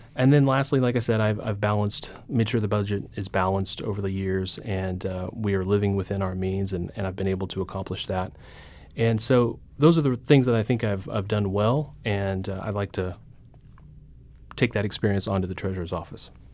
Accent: Carthage, Missouri, United States; my hometown of Carthage

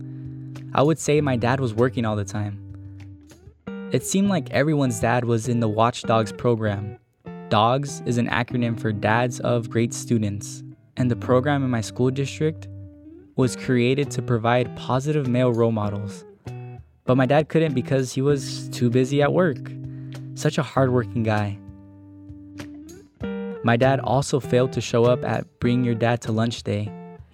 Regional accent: Springdale, Arkansas, United States; My hometown of Springdale, Arkansas, is your prototypical American suburban city

